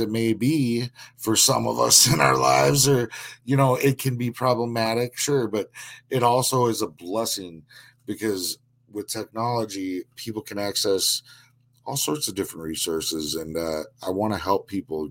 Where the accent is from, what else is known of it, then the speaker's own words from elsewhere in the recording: Minnesota, United States; I'm from Minnesota